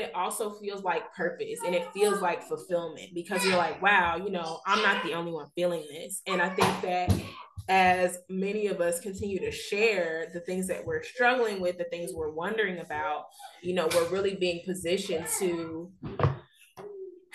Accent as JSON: {"language": "English", "region": "Texas", "country": "United States", "tie": "born or raised there", "also_born_or_lived": "Missouri / New Orleans", "said": "I was born and raised in Texas, but went off to school in Missouri, then lived in New Orleans for 5 years and have been back in Texas almost 5 years"}